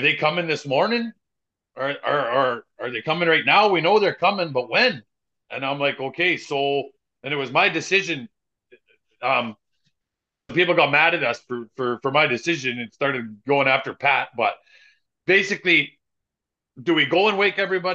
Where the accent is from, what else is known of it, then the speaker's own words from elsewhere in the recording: Canada; we're Canadian